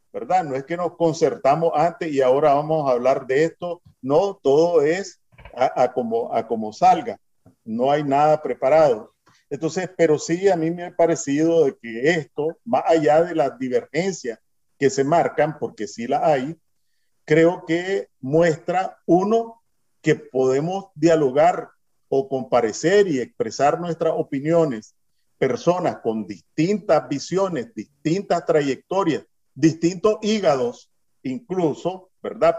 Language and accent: Spanish; Nicaragua; moved away as an adult; also born or lived in Miami / California; now in San José, Costa Rica; todos somos nicaragüenses en el exterior